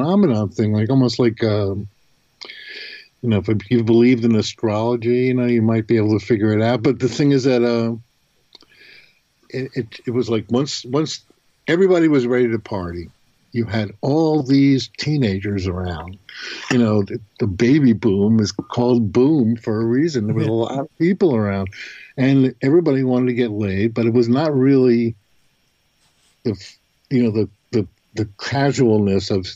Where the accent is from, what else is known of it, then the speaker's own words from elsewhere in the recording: New York, United States; growing up in New York, I mean, I was in the hippie age group